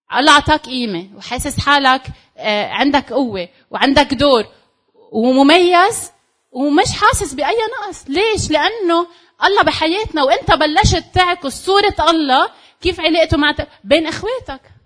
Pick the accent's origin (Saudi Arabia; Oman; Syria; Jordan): Syria; انا سوري